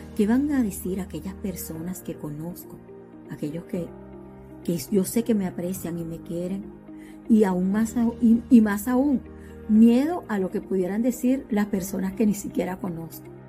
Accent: Venezuela; moved away as an adult; now in United States; Soy de Venezuela, docente de profesión y desde hace casi cinco años vivo en los Estados Unidos.

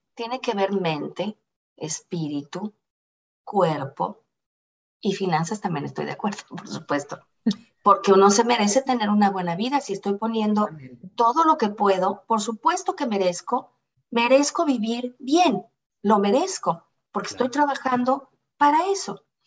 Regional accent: Toluca, State of Mexico, Mexico; moved away as an adult; also born or lived in Doral, Miami; now in Miami, United States; siempre fui una muchacha desde Toluca

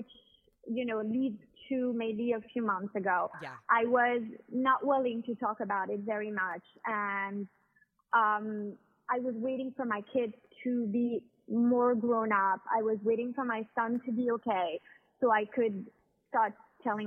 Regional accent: Miami, Florida, United States; moved away as an adult; also born or lived in France / New York, United States; now in Monaco; born in the United States and grew up in Miami, but lived part of my life in France, which is where my parents are from

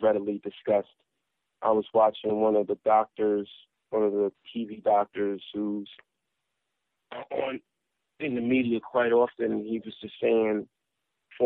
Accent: New York City, New York, United States; growing up in South Jamaica, Queens.

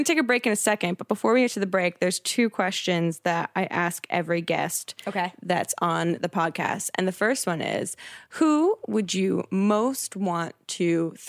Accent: New Jersey, United States; now in Los Angeles, United States; Because I'm from the East Coast, so is Jack. We're both from a town over from each other in New Jersey.

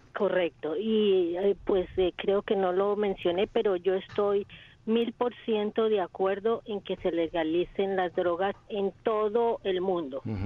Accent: Colombia; moved away; Colombia, que es el país donde yo nací.

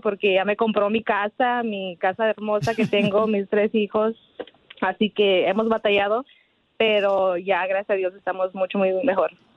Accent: Guanajuato, Mexico; Soy de Guanajuato

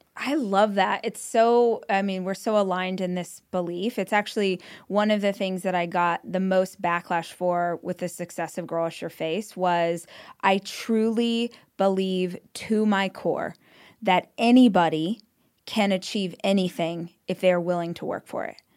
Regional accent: Weed Patch Highway, California, United States; I grew up on Weed Patch Highway

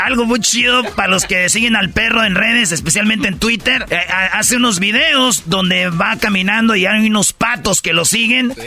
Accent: Jiquilpan, Michoacán, Mexico; yo soy de Jiquilpan, Michoacán, de Guadalajara a una hora y media más o menos

